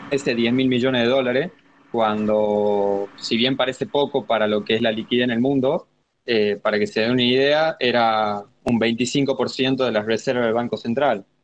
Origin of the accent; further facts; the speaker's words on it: Argentina; soy de Argentina